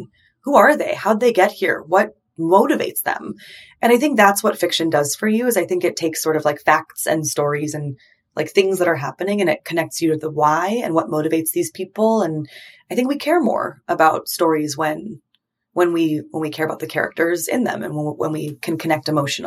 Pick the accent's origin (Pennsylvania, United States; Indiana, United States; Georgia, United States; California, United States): California, United States; I grew up in California, growing up in the West